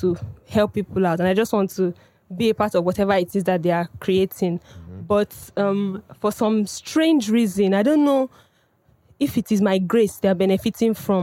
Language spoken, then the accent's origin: English; Cross River, Nigeria; I hail from Cross River State. I hail from Cross River State, a very minority group